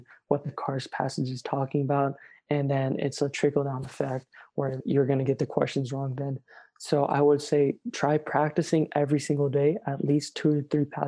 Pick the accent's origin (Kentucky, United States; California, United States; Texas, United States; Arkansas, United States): California, United States; I'm from California